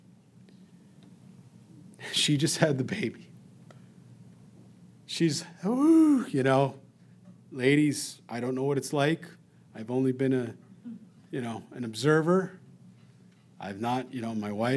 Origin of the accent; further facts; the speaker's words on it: New York, United States; We're from New York